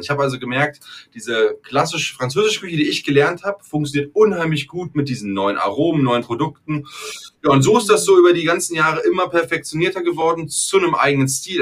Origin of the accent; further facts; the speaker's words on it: Germany; ich bin Deutscher